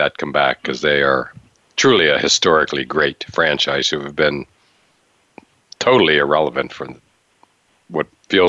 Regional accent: Western Pennsylvania, United States; moved away; Growing up in Western PA, that wasn't all that far, only 3 hours north of Washington, D.C.

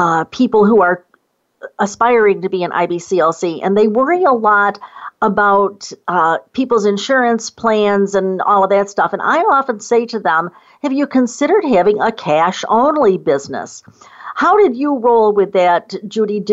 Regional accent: Rochester, New York, United States; now in Northern Virginia, United States; where I grew up outside of Rochester, New York

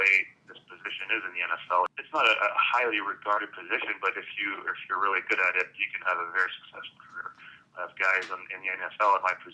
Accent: Canada; moved away as an adult; also born or lived in Berkeley / Dallas; I grew up in Canada, so the main sport there is hockey.

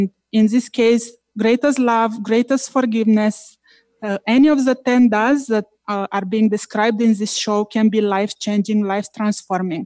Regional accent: Romania; now in Toronto, Canada; I am from Toronto, Canada, originally from Romania

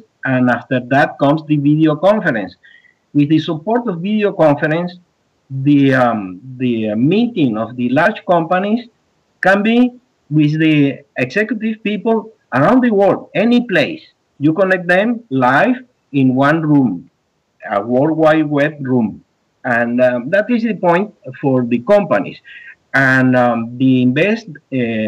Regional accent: South Florida, United States; accent: South Florida English; English is a second language; my English, I would say, is South Florida English

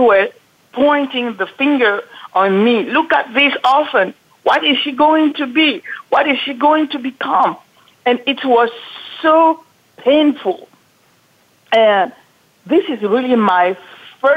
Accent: Cameroon; also born or lived in France; now in California, United States; I was born in Cameroon

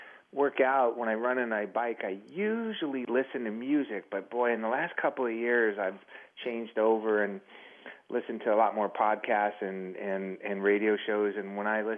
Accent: Southern California, United States; moved away as an adult; also born or lived in Miami / Las Vegas; I was raised in Miami. My family moved out here when I was very young. And I was raised in Southern California

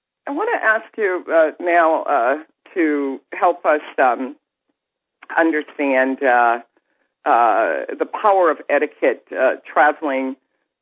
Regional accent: upstate New York, United States; now in New Jersey, United States; I grew up in New York State, not New York City, but upstate New York

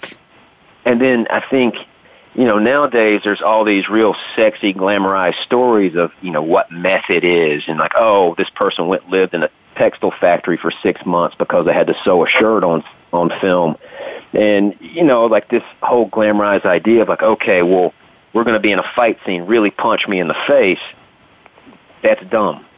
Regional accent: the South, United States; I grew up in the South

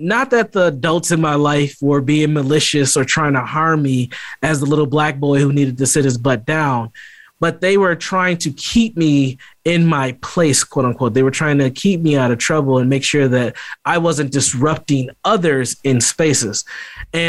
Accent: St. Paul, Minnesota, United States; I'm born and raised in St. Paul, Minnesota

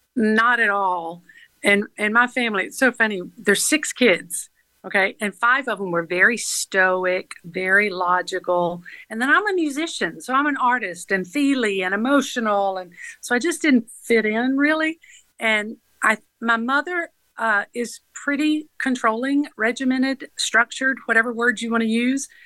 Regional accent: Atlanta area, Georgia, United States; also born or lived in Fairburn, Georgia / Griffin, Georgia; I was raised in Georgia, all over Atlanta area

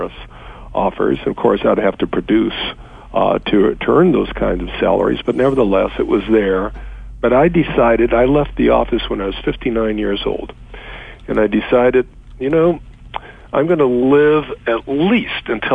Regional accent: Los Angeles, California, United States; born and raised in Los Angeles

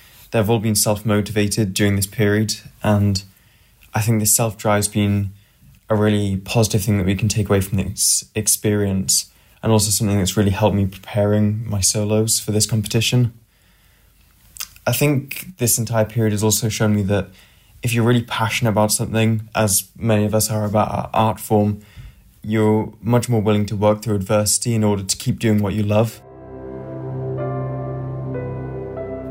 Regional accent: Northamptonshire, East Midlands, United Kingdom; I'm from Northamptonshire

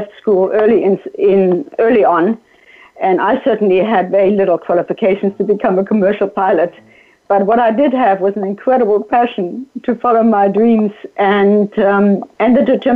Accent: Namibia; English is a second language; moved away as an adult; also born or lived in Germany; I grew up in Namibia, and my parents passed away when I was quite young

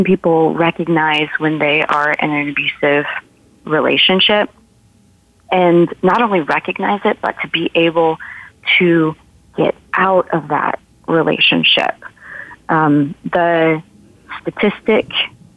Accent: Seattle, Washington, United States; moved away as an adult; now in Nashville, United States; I picked up and moved from my hometown of Seattle to Nashville to pursue my dream of becoming a singer-songwriter. I did that in 2011

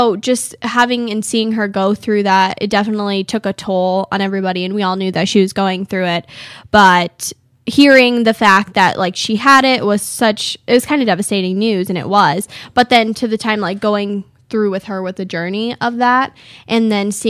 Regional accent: California, United States; now in Arizona, United States; I'm like, oh, I'm from California.

